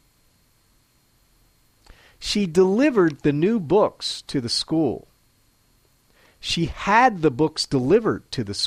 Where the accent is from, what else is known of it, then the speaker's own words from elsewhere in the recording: United States; now in Matsumoto, Japan; I'm an American living in Matsumoto, Japan